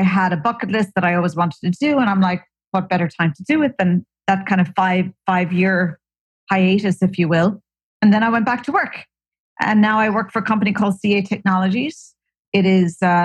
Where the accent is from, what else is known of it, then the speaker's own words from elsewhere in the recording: Ireland; moved away as an adult; also born or lived in Silicon Valley / New York; now in California, United States; I hail from Ireland.